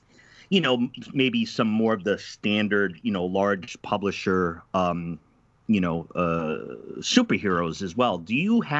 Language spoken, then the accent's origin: English; East Coast, United States; also born or lived in Midwest; now in Portland, United States; I'm originally from the East Coast and lived in the Midwest